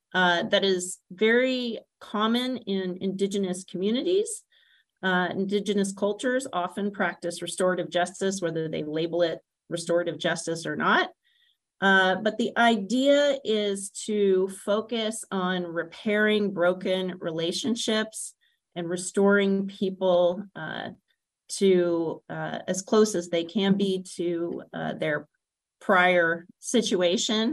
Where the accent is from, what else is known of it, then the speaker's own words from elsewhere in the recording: Greensboro, North Carolina, United States; I am a native North Carolinian. I grew up in and around Greensboro, North Carolina